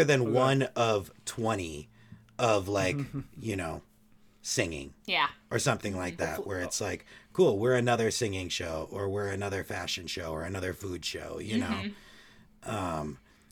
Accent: Eagan, Minnesota, United States; my hometown, or you know, the town I went to high school in, Eagan, Minnesota

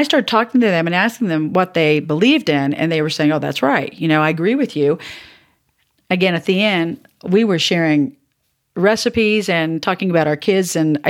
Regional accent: the South, United States; And I grew up in the South.

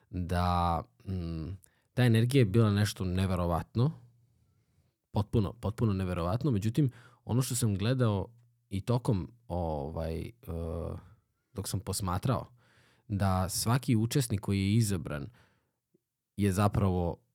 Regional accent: Obrenovac, Belgrade, Serbia; kod, kod nas u Obrenovcu ima, ima čovek koji recimo koji je muzičar vrstan

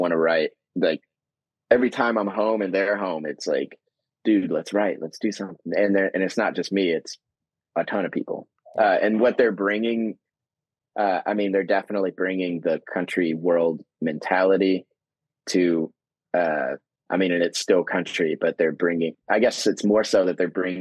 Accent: Nashville, Tennessee, United States; I grew up in Nashville

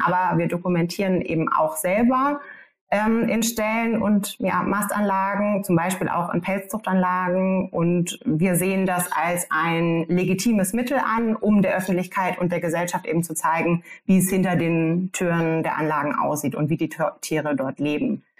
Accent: Germany

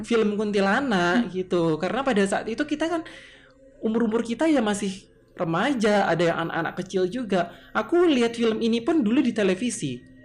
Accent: Tulungagung, East Java, Indonesia; asal saya ini memang asal Jawa asli yaitu Tulungagung

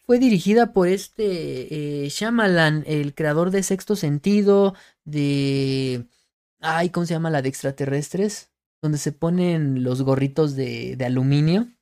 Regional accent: Mexico; soy mexicano y todo el rollo, no somos güeros de ojos verdes

